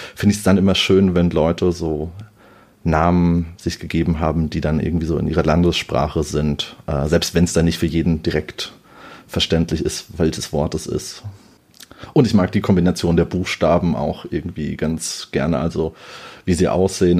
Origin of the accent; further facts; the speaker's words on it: Offenbach, Hesse, Germany; ich bin aus Offenbach